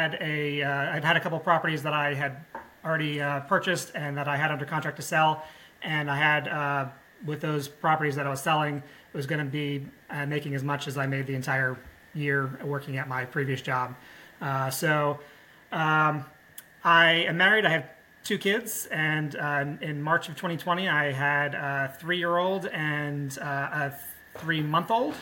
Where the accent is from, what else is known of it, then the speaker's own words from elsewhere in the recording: New Jersey, United States; moved away as an adult; also born or lived in central Pennsylvania; now in Pennsylvania, United States; I grew up in New Jersey